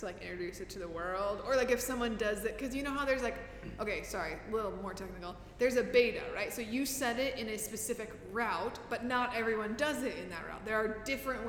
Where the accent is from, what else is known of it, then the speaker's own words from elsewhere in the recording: Midwest, United States; moved away as an adult; now in Kuwait; we grew up in the Midwest for like 30 more years of our lives